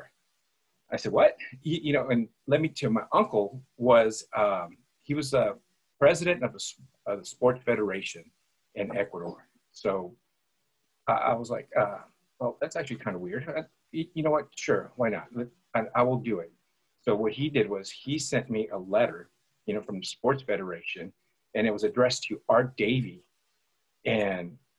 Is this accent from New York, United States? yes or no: no; Santa Ana, California, United States; That's where I grew up. I grew up in Santa Ana